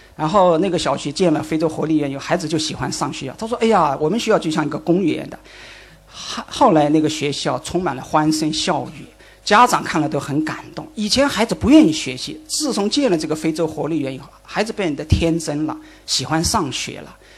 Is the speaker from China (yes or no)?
yes; China; 我们中国人